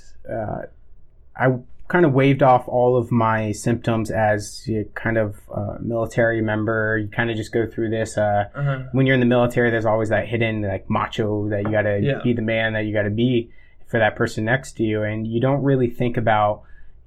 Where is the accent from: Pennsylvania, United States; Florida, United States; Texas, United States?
Florida, United States; moved away; I didn't have any family because I'm from Florida